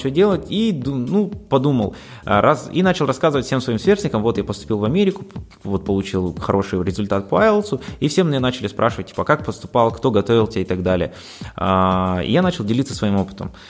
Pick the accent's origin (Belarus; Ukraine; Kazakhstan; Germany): Kazakhstan; Aktobe, Aktobe Region; Сам я родом из Ахтубе, учился в разных школах, учился в зарубежных школах, потом по приезду уже в Казахстан заинтересовался именно изучением и подготовкой к международным экзаменам